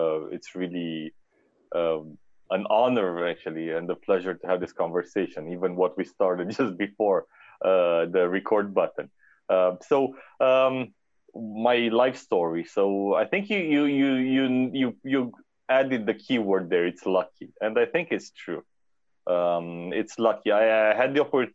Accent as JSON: {"language": "English", "town": "Cluj-Napoca", "region": "Cluj County", "country": "Romania", "tie": "born or raised there", "said": "So I was born and raised in Romania, in Transylvania, in the city of Cluj."}